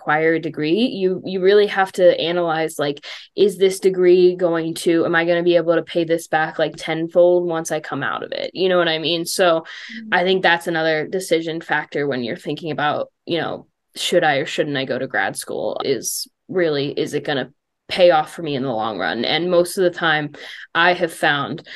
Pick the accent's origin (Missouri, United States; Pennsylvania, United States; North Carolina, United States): Pennsylvania, United States; Pittsburgh; I'm from Pittsburgh and it's always cold here